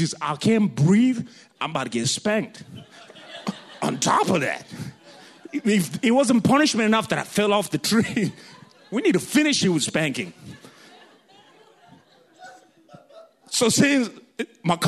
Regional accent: Kenya; accent: African; moved away; When I was in Kenya

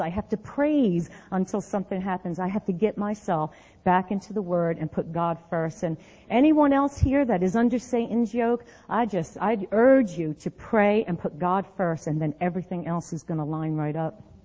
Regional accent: New Jersey, United States; moved away as an adult; since I left New Jersey

